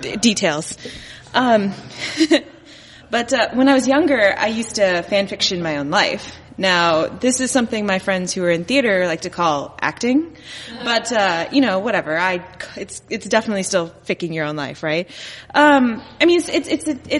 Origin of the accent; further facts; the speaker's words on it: Dallas, Texas, United States; now in Chicago, United States; in Texas. I grew up in Dallas